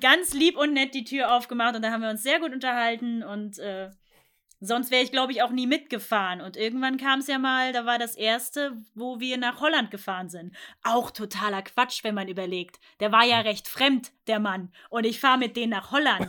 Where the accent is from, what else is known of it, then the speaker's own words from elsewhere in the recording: Thuringia, Germany; moved away as an adult; ich komme aus Thüringen und deswegen war ich da sonst äh, kindermäßig immer im Belantis